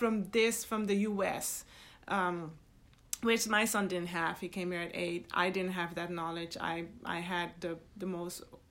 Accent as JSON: {"language": "English", "country": "Netherlands", "tie": "born or raised there", "also_born_or_lived": "Suriname", "moved": "yes", "lives_now": "United States", "said": "I was born in Suriname and raised in the Netherlands."}